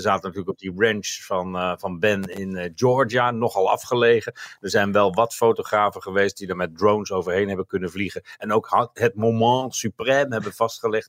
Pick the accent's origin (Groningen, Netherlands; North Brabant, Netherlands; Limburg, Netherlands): North Brabant, Netherlands; ik kom uit Brabant net als jij